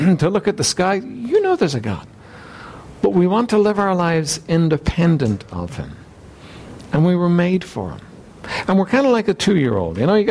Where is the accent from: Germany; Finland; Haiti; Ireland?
Ireland; Dublin, Leinster; I was raised here in Dublin